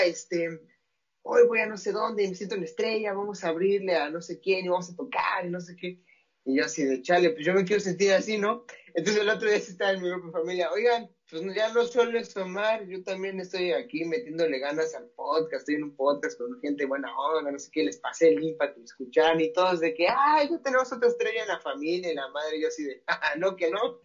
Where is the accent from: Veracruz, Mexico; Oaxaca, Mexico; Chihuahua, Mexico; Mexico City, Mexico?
Mexico City, Mexico; now in Mérida, Mexico; yo soy de la Ciudad de México, vivo en Mérida, pero soy de la Ciudad de México